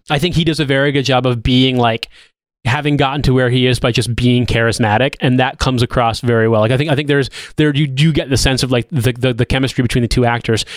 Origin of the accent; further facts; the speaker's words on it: United States; moved away as an adult; now in United Kingdom; I'm an American.